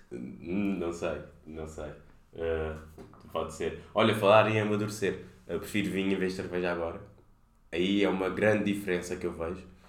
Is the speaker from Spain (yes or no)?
no; Cape Verde; moved away as an adult; also born or lived in Lisbon, Portugal; Vim de Cabo Verde